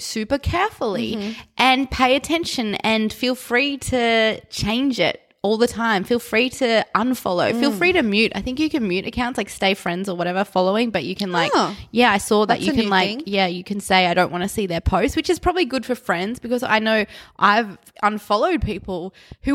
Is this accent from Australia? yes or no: yes; Australia; We're Australian.